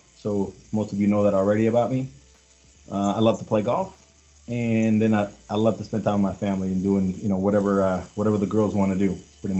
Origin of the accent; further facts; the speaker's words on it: Los Angeles, California, United States; also born or lived in Mexico City, Mexico; I was born in Mexico City and grew up in Los Angeles, California.